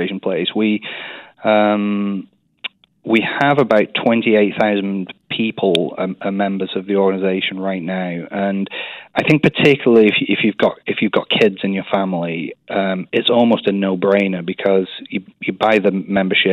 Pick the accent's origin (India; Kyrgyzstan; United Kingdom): United Kingdom; Burnley, North West England; accent: English; moved away as an adult; also born or lived in Scotland / Oshkosh, Wisconsin / San Diego, California; now in Wichita, United States; in a town called Burnley. It's up in northern England. No one's ever heard of it unless they follow soccer. But it's near Manchester. So I was born and raised there